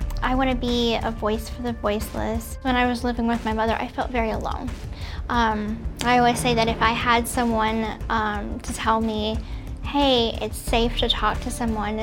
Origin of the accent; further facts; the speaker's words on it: Louisiana, United States; I'm originally from Louisiana